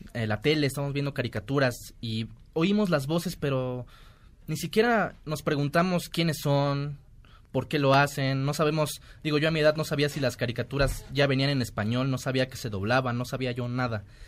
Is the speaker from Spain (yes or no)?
no; Córdoba, Veracruz, Mexico; now in Mexico City, Mexico; cuando llegué yo aquí a la Ciudad de México, porque soy de Córdoba, Veracruz, orgullosamente.